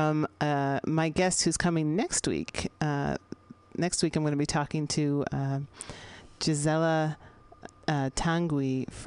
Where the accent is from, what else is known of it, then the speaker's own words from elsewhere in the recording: San Francisco, California, United States; I'm based here in San Francisco, which happens to be my hometown.